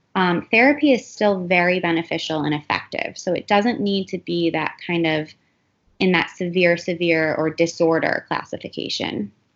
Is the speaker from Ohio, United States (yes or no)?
yes; Cleveland, Ohio, United States; moved away as an adult; also born or lived in New York; now in Miami, United States; I am originally from Cleveland, Ohio, um, but I've actually lived in Miami close to 12 years now